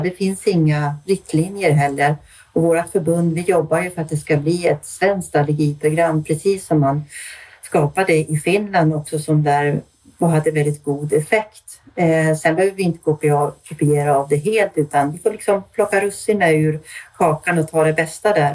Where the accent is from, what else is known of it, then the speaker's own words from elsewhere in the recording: Stockholm, Stockholm County, Sweden; also born or lived in Austria; now in Örnsköldsvik, Sweden; Jag kommer ursprungligen från Stockholm men är nu boende sedan många år uppe i Örnsköldsvik